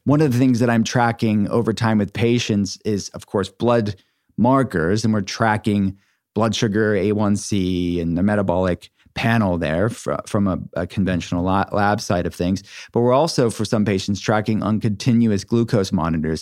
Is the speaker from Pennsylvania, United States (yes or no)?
yes; Pittsburgh, Pennsylvania, United States; my city, my hometown, where my functional medicine telehealth center is based